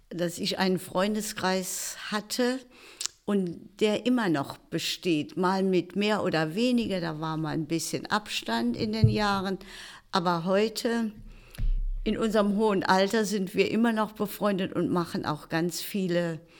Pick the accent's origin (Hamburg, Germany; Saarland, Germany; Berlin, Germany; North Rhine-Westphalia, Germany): Saarland, Germany; Brotdorf; ja, also bei uns, äh, Sport war bei uns in Brodorf immer, gab es immer eine Sporthalle.